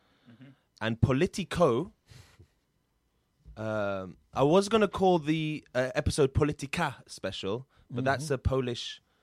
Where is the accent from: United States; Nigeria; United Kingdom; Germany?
United Kingdom; Syrian. I'm born here, Arab.